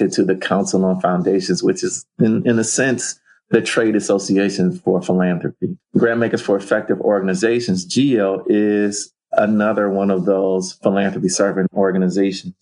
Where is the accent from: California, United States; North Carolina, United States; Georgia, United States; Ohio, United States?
Ohio, United States; Cleveland; moved away as an adult; I'm a guy from Cleveland, Ohio, originally. Grew up in the 70s and 80s there